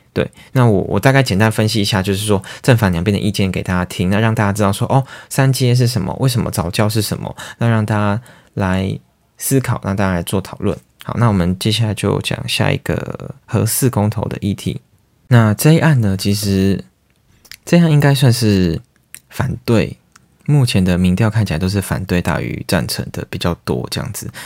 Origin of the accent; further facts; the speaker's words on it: Taiwan; 我们台湾人